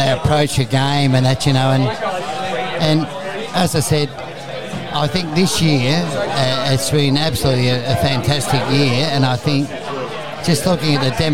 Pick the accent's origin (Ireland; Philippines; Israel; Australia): Australia; Melbourne, Victoria; as a kid growing up in Port and South Melbourne